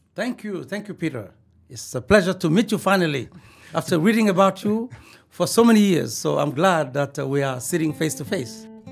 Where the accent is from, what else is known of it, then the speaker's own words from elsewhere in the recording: Mali; moved away; also born or lived in Bamako / Joliba village / United States / South Africa; I was born in Mali, uh, West Africa